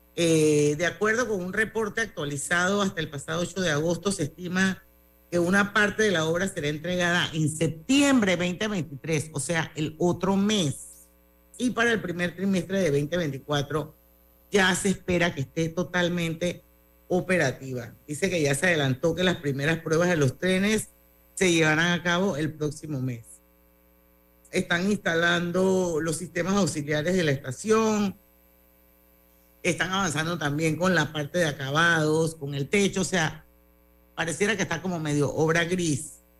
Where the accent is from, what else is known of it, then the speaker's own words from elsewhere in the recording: Panama; yo era la única panameña